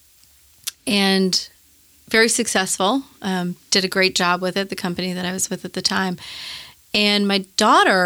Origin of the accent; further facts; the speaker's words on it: Boston, Massachusetts, United States; moved away as an adult; also born or lived in upstate New York; now in Nashville, United States; I was born in a town of about 1,200 people, and I think there's about 1,200 people there still. So, yeah, small town environment, then moved to Boston and grew up in Boston